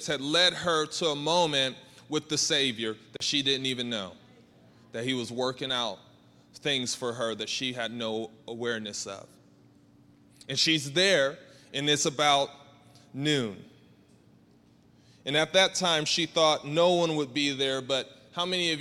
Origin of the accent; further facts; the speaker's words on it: Georgia, United States; I'm from Georgia, and I'm the oldest of five.